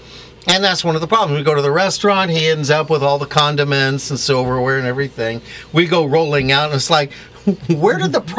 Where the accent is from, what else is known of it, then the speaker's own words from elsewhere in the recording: Torrance, California, United States; also born or lived in Hawthorne, California / Hollywood, California; I was born in Hollywood Presbyterian and raised in Hawthorne and then Torrance, so I know the area.